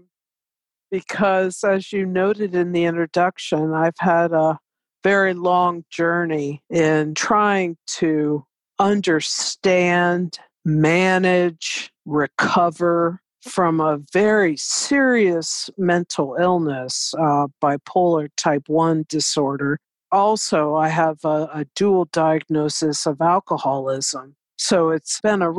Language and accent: English; Bexley, Ohio, United States; moved away as an adult; also born or lived in Washington, D.C.; I grew up in Bexley, went to Maryland Avenue Elementary from kindergarten to sixth grade, and then went on to the Columbus School